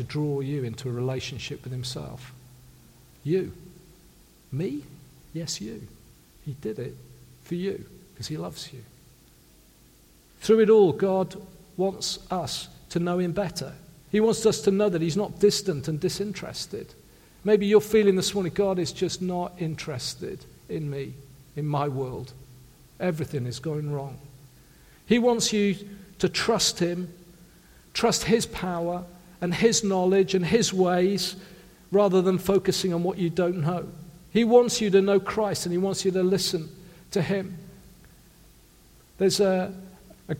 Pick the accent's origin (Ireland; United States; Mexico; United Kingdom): United Kingdom; South Wales; I come from a working class family in South Wales.